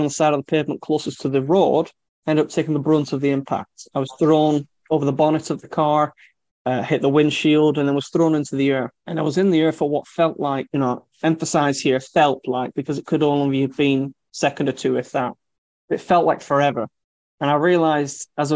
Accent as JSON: {"language": "English", "area": "Lancashire", "region": "North West England", "country": "United Kingdom", "said": "I'm from Lancashire"}